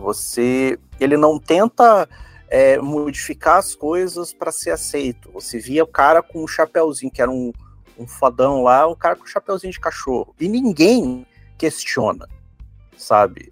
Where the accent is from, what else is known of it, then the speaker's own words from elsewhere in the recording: Curitiba, Paraná, Brazil; a gente é de Curitiba